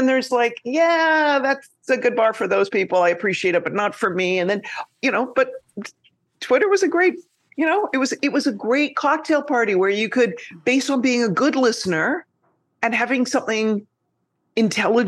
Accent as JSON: {"language": "English", "country": "Canada", "moved": "yes", "lives_now": "New York, United States", "said": "I'm Canadian and I live in New York"}